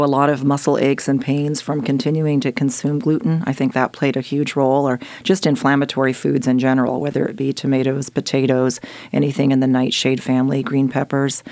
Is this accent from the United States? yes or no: yes; Jefferson, Oregon, United States; also born or lived in Austria; I grew up in Jefferson, Oregon.